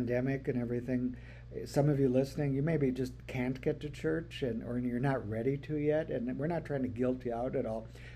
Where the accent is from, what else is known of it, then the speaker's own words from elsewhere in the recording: North Dakota, United States; when I was growing up in North Dakota